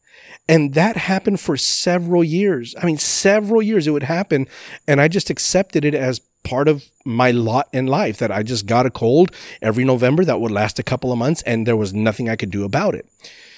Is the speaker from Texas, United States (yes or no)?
yes; El Paso, Texas, United States; moved away as an adult; I grew up in El Paso, Texas, far, far, far west Texas, as far west Texas as you can possibly get. And I didn't leave El Paso till I was 18 years old when I moved to San Antonio to go to Bible college.